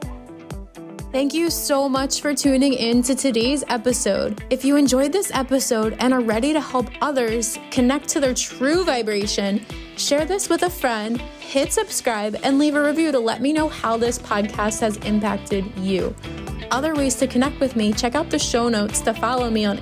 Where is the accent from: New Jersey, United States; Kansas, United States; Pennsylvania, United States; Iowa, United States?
New Jersey, United States; I'm from New Jersey